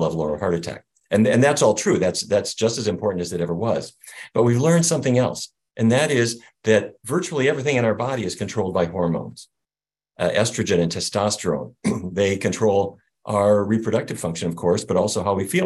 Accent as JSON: {"language": "English", "region": "North Dakota", "country": "United States", "tie": "born or raised there", "said": "I grew up in North Dakota"}